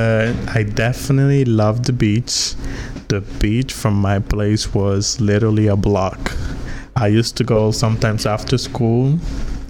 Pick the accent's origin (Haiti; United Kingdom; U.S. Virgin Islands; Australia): U.S. Virgin Islands; moved away as an adult; now in New Jersey, United States; I was born, raised my entire life in the Virgin Islands, in the island of St. Croix.